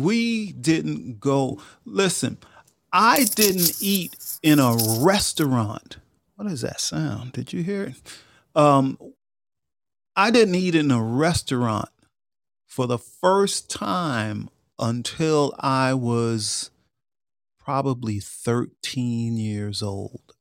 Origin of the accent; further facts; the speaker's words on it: Long Island, New York, United States; moved away as an adult; I grew up in New York. I grew up in Long Island. I was there for the first twenty-two years of my life